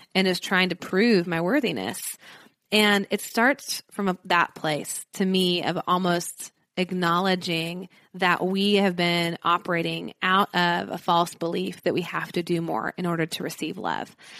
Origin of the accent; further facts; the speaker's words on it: Nashville, Tennessee, United States; I'm from Nashville